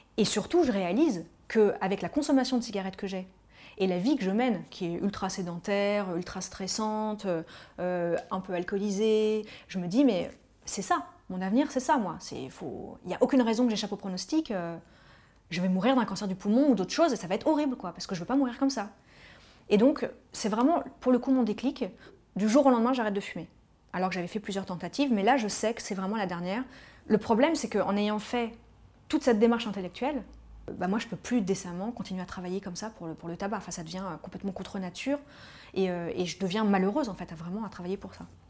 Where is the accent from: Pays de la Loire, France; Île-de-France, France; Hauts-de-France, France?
Île-de-France, France; Paris; Je suis parisienne, euh, j'ai toujours grandi à Paris